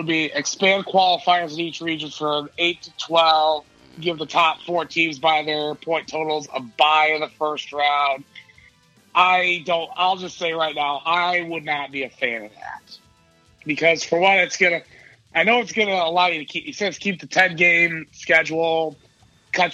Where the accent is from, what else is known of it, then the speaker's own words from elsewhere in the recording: Michigan, United States; my home state